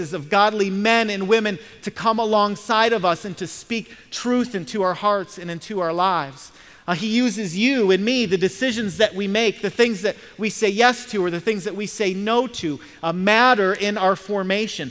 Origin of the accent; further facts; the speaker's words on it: Michigan, United States; moved away; I'm from Michigan, and so I'm a Detroit Lions fan